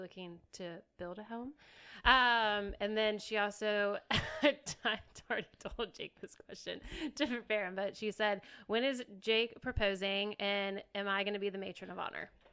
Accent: Lynchburg, Virginia, United States; moved away as an adult; now in Richmond, United States; I was born and raised in Lynchburg, and I left nine years ago

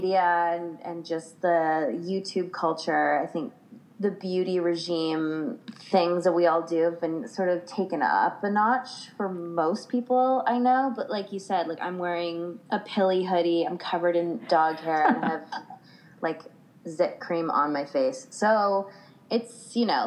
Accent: Vancouver Island, British Columbia, Canada; I grew up on Vancouver Island, so it's like kind of a hippie vibe out here

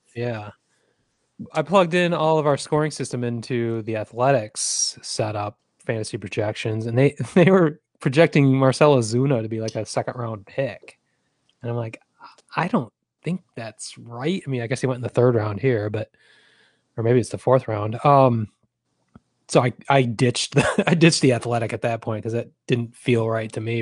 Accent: Lansing, Michigan, United States; Lansing Lugnut, my hometown

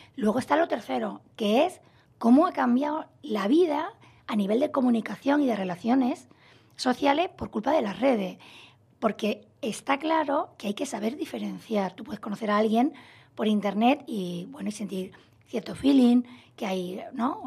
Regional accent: Málaga, Andalusia, Spain; moved away as an adult; also born or lived in Madrid; yo soy de Málaga, estudié en Madrid la carrera, me he trasladado muchas veces de ciudad

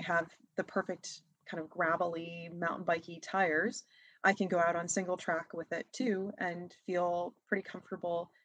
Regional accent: New Hampshire, United States; also born or lived in Massachusetts; I am from Massachusetts and was born and raised in New Hampshire. So I'm from the northeast of the US

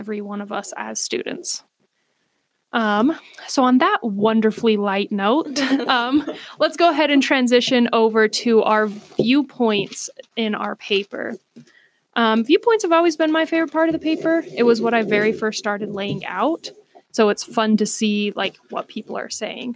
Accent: Price, Utah, United States; I'm from Price

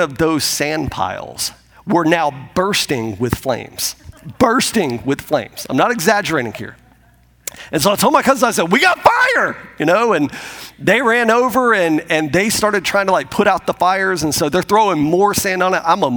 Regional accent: Pensacola, Florida, United States; moved away; I grew up outside of Pensacola, Florida, and my wife did as well, and I grew up there

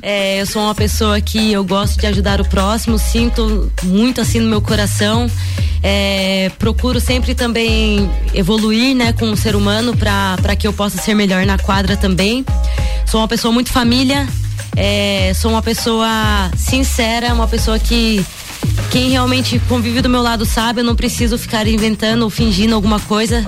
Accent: Piedade, São Paulo, Brazil; also born or lived in Botucatu, São Paulo; eu nasci em Botucatu, interior de São Paulo, mas com sete anos é, nos mudamos para Piedade, São Paulo também

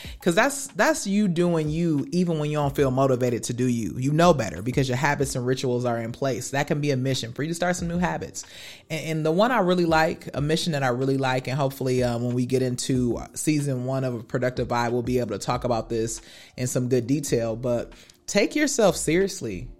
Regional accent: Wisconsin, United States; growing up in Wisconsin

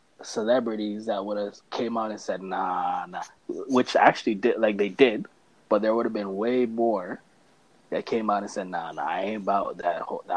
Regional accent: Canada; and since we're Canadian, that's we don't really got to talk about it anymore.

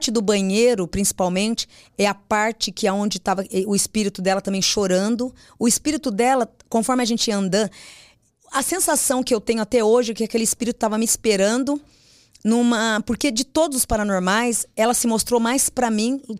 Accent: Mogi das Cruzes, São Paulo, Brazil; born there; Eu nasci em Mogi das Cruzes.

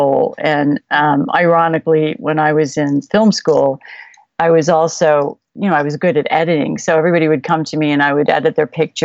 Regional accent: Chicago, Illinois, United States; now in California, United States; I grew up in Chicago

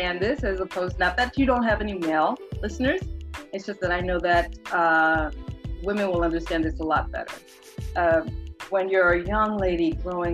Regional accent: Boston, Massachusetts, United States; also born or lived in Honduras / Cambridge, Massachusetts; I was born in Honduras. I came here when I was really young. I was about 3-4, around that age. And I grew up in Boston

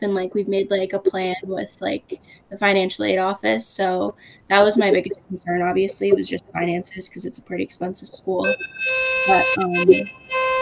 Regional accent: Attleboro, Massachusetts, United States; I grew up in Attleboro, and I've done cheer for about 12 years.

